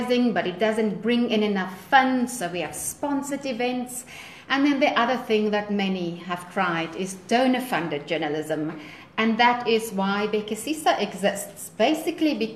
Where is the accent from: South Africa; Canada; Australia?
South Africa; I'm from South Africa. I live in Johannesburg, which is one of our main cities in the country